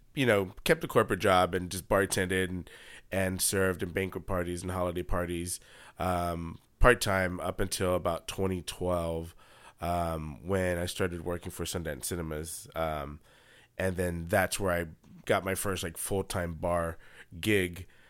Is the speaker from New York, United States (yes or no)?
no; Houston, Texas, United States; I'm from Houston